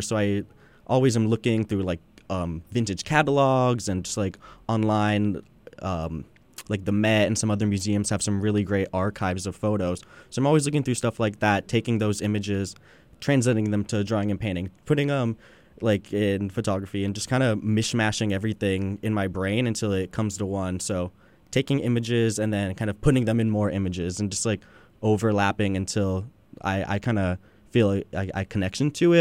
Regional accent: Long Beach, California, United States; I'm born and raised in Long Beach, California

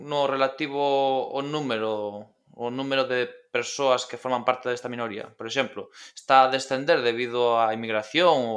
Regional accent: near the Portuguese border, Galicia, Spain; no meu caso, eu veño de Galicia, dunha zona moi próxima á fronteira con Portugal

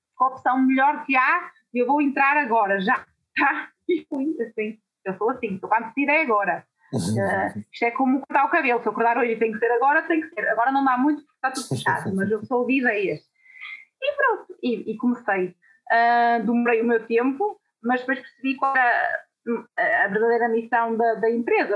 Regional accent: Guimarães, Norte, Portugal; eu não tinha aquela vontade de sair da minha terrinha sempre fui muito agarrada aos meus pais à minha cidade e para Uh, poder trabalhar na minha área, obrigatoriamente eu tinha que sair de Guimarães.

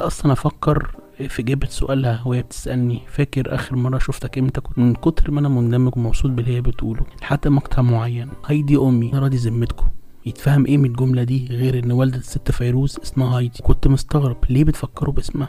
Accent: Alexandria, Alexandria Governorate, Egypt; عندنا في اسكندرية

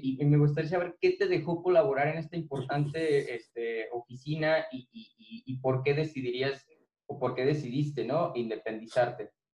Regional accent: Irapuato, Guanajuato, Mexico; soy, soy de Irapuato

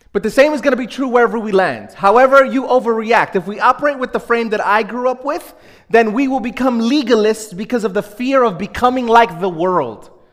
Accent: New York City, New York, United States; I grew up in Brooklyn, small uh, Spanish speaking Pentecostal church

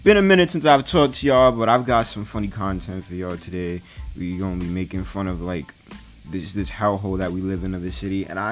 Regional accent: New York City, New York, United States; also born or lived in Bronx, New York; I'm from Brooklyn, New York

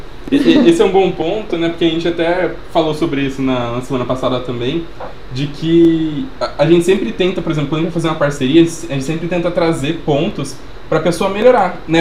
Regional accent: Sumaré, São Paulo, Brazil; a gente é de Sumaré.

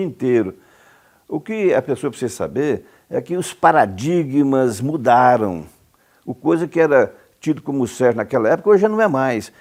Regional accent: Cumari, Goiás, Brazil; moved away; also born or lived in Trindade / Goiânia; nasci em Cumari, pequena cidade no sudeste do estado.

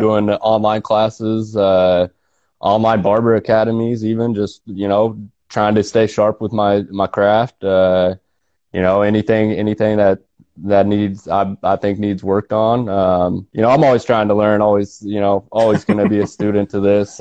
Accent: Nortonville, Kansas, United States; I'm from Nortonville. Uh, grew up there

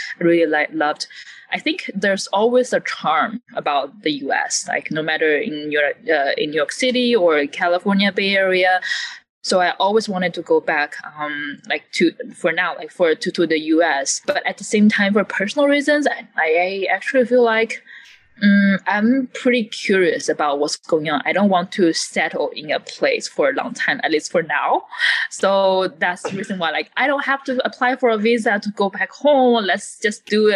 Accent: China; English is a second language; also born or lived in Guangzhou, China / Monterey, United States; I am Chinese, I'm from China

